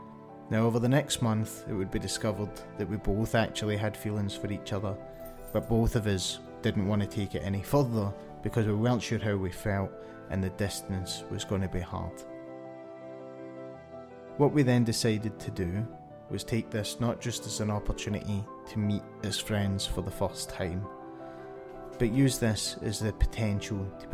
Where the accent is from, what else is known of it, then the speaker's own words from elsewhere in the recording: Glasgow, Scotland, United Kingdom; In June, I was invited to attend a gaming event in my hometown of Glasgow called Insomnia Resonate.